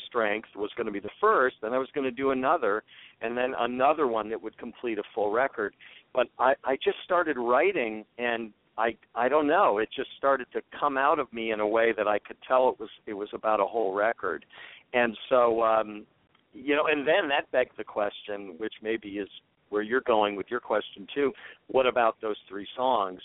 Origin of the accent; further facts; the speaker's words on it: Washington, District of Columbia, United States; I grew up in Washington D.C. in the '60s